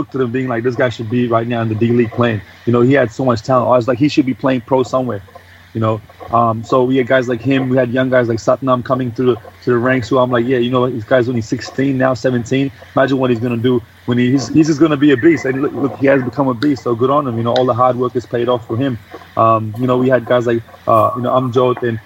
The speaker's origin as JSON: {"language": "English", "town": "Pune", "region": "Maharashtra", "country": "India", "tie": "born or raised there", "also_born_or_lived": "Australia", "moved": "yes", "said": "I'm born and raised in Pune."}